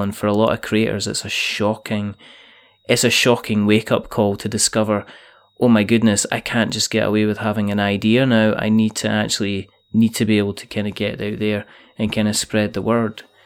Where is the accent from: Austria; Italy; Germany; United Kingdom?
United Kingdom; Scotland; I I'm Scottish.